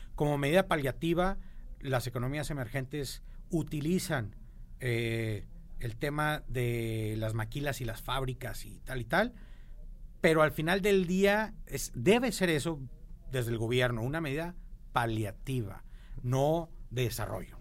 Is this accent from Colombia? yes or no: no; Monterrey, Nuevo León, Mexico; como todo regio, como todo norteño en México